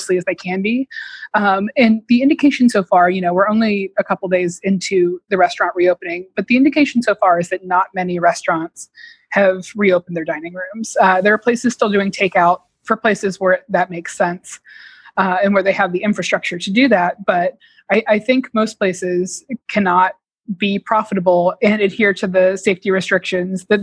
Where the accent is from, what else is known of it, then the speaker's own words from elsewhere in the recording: Atlanta, Georgia, United States; moved away; I grew up in suburban Atlanta